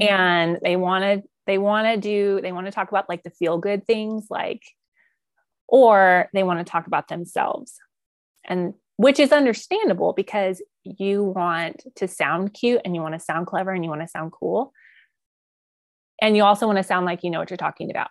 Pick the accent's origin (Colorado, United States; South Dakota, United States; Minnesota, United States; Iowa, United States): Colorado, United States; outside Colorado Springs, United States; now in Oklahoma Panhandle, United States; where I grew up in Colorado is, like, outside of Colorado Springs